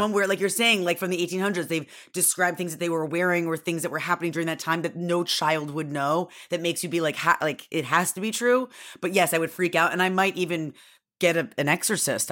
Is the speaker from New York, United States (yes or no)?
yes; Syracuse, New York, United States; I grew up in Syracuse, Newark, where it was constantly blizzarding